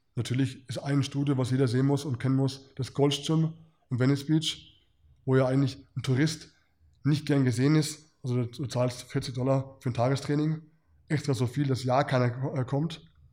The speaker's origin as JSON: {"language": "German", "country": "Germany", "said": "mit dem Hintergrund als Deutscher"}